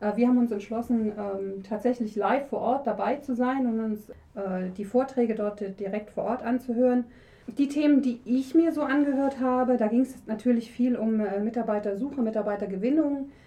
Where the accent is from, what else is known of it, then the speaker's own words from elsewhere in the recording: Leipzig, Saxony, Germany; ich bin äh, Leipzigerin